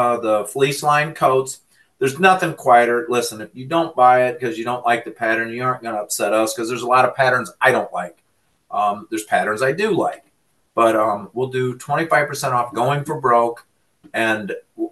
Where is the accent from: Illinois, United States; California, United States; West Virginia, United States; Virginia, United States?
Illinois, United States; moved away as an adult; now in Michigan, United States; I'm from Illinois. I went to Eastern Illinois and I met my wife out there.